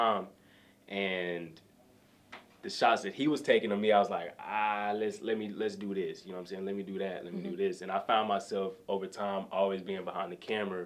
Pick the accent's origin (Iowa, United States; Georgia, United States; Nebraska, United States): Georgia, United States; Atlanta; I'm from Atlanta